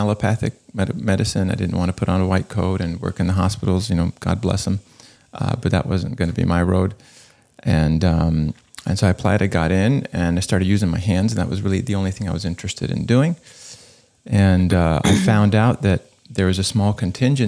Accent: Florida, United States; now in Los Angeles, United States; I grew up in Florida

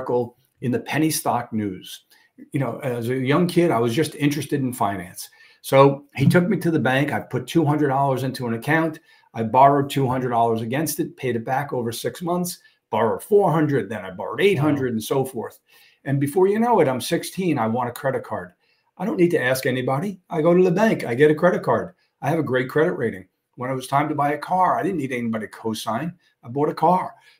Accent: New York City, New York, United States; now in Suffolk County, United States; I grew up in a part of Brooklyn over by Coney Island

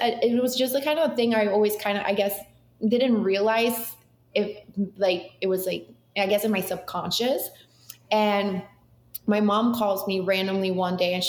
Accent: Boca Raton, Florida, United States; also born or lived in Mexico City, Mexico; now in Miami, United States; I'm from Mexico City originally, so I am like, I'm Latina, but I've been in South Florida since I was 9 years old, and I moved straight. We lived in Boca

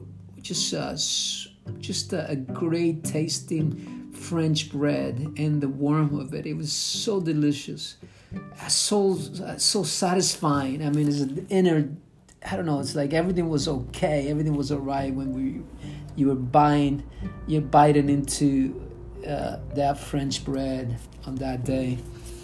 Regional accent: Venezuela; moved away; growing up in Venezuela, back in the old country

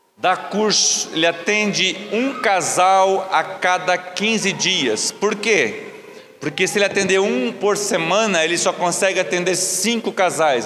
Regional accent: Rio Bonito, Brazil; quando eu era adolescente, eu morava no Rio Bonito, uma, uma colônia que nós morávamos

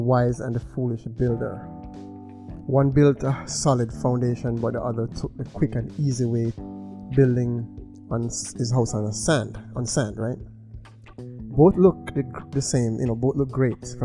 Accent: Linstead, Saint Catherine, Jamaica; moved away; I'm from Linstead, St. Catherine, Jamaica

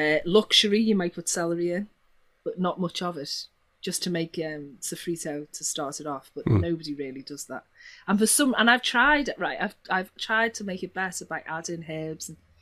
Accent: Liverpool, North West England, United Kingdom; accent: Scouse; three of them, but I suppose if I had to, it'd be Scouse.

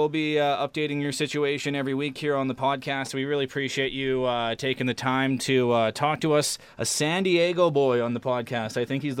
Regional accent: Saskatoon, Saskatchewan, Canada; I grew up here in Saskatoon, but my whole family's from Winnipeg.

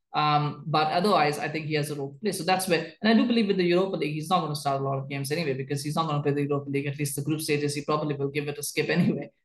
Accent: Canada; I, as a Canadian

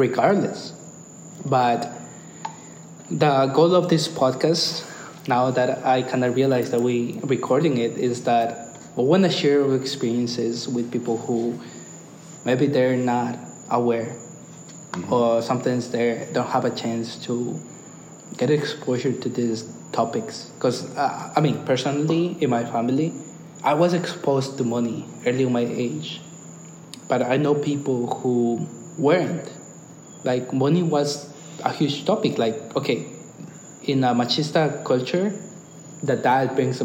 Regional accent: Ecuador; now in United States; I'm Ecuadorian. I'm Latino.

